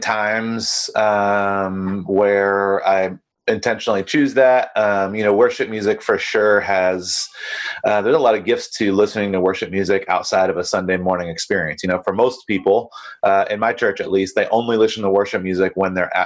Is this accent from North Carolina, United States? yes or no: yes; North Carolina, United States; now in Costa Mesa, United States; I actually grew up in North Carolina